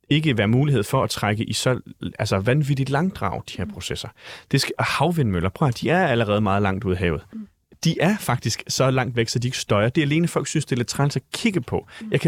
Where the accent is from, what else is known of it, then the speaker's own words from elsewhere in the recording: Jutland, Denmark; nu er jeg jo selv fra Jylland